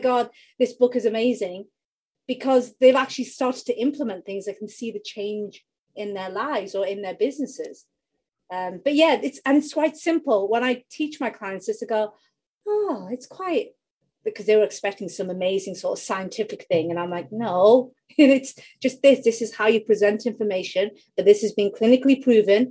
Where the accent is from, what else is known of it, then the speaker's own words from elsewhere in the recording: United Kingdom; accent: UK; you can tell from my accent, I'm in the UK